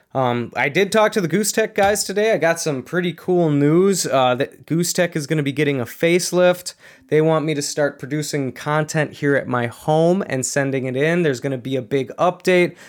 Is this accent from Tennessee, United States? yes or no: no; Minnesota, United States; growing up in Minnesota